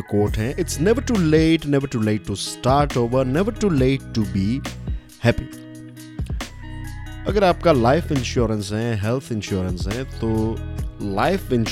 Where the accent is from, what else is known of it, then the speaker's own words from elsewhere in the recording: Gujarat, India; basically मैं गुजरात से हूँ और गुजराती में एक बहुत ही फेमस कहावत है